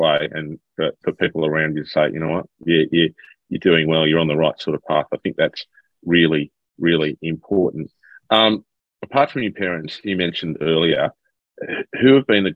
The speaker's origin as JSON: {"language": "English", "town": "Sydney", "region": "New South Wales", "country": "Australia", "tie": "born or raised there", "said": "as a young bloke growing up in Sydney"}